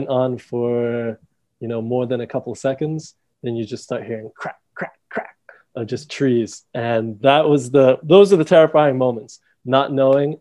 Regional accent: Dominica; also born or lived in England / United States; we moved to Dominica when I was 5

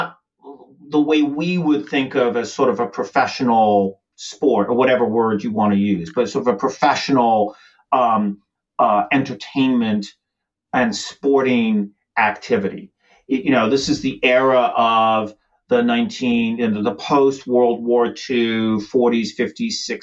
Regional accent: United States; as an American

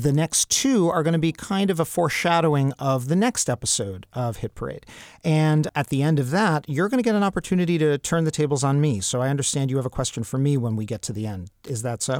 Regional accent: New York, United States; I grew up in Travolta Central

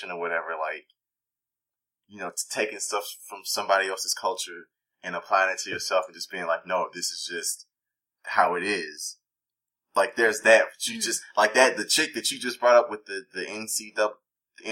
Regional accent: United States; I think of myself as a black American.

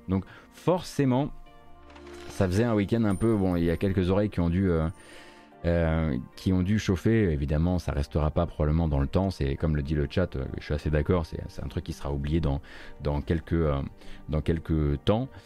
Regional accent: eastern France, France; je suis de l'Est de la France

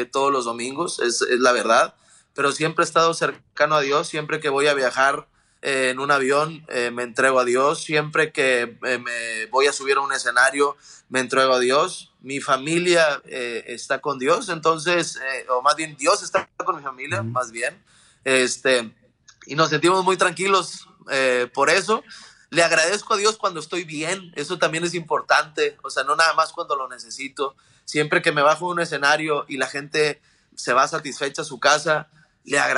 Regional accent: Mexico; como mexicanos, paisanos y toda Latinoamérica

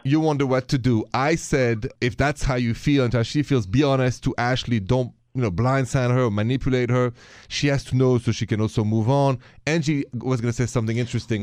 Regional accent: France; accent: French; My accent is French.

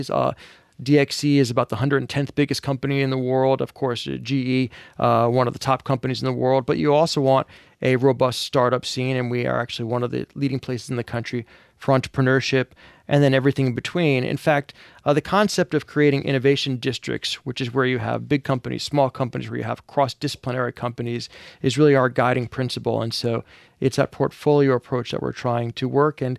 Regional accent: New York, United States; moved away as an adult; now in New Orleans, United States; maybe not a native, maybe more of a, of a, of a prodigal son returned. My mother's from New Orleans, but she married a Yankee, so I grew up here in New York.

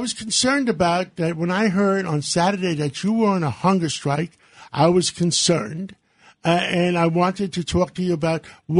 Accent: New York City, New York, United States; I grew up in Harlem, Latrice. I grew up in Harlem

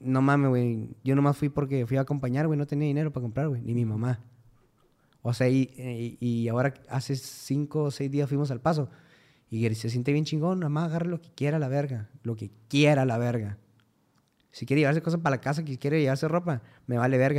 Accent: Cuauhtémoc, Chihuahua, Mexico; moved away; Vengo de Cuauhtémoc, Chihuahua

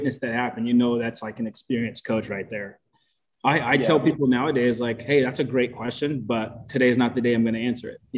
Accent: Oakland, California, United States; moved away as an adult; I found a job actually back in my hometown, like Oakland, California

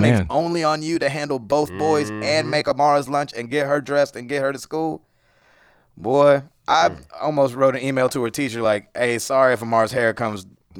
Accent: United States; Ooh, we're American.

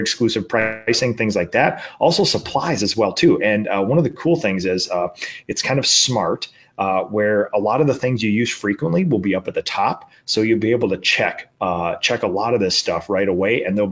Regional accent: Minnesota, United States; in my home state at the Graco World headquarters

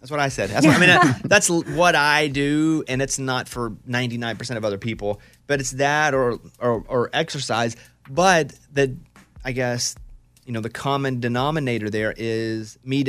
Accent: Arkansas, United States; Now, me growing up in Arkansas

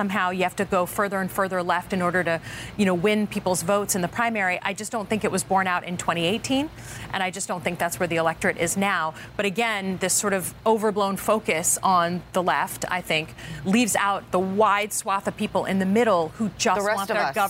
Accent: Michigan, United States; I'm a representative from Michigan.

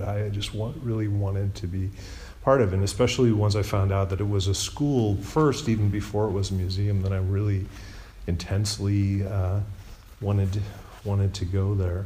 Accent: Chicago, Illinois, United States; I'm from Chicago

